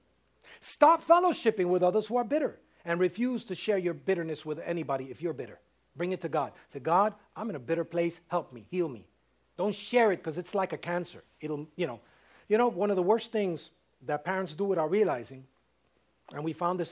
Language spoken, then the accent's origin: English; New York City, New York, United States; I was raised in Harlem